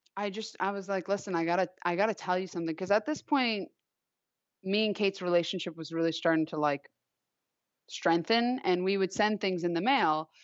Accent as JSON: {"language": "English", "area": "Long Island", "region": "New York", "country": "United States", "tie": "born or raised there", "said": "I grew up on Long Island"}